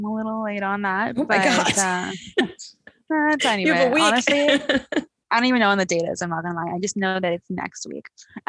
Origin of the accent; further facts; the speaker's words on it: London, United Kingdom; Like I was born and raised in London, so I've been here my entire life.